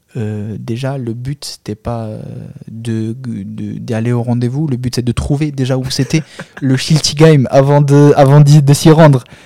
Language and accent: French; Albania; French is a second language; now in France; chez nous en Albanie